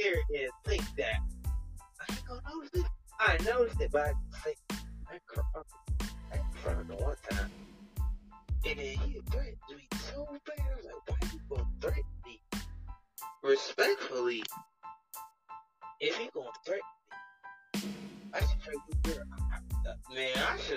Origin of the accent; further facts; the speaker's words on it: East Coast, United States; I'm from the East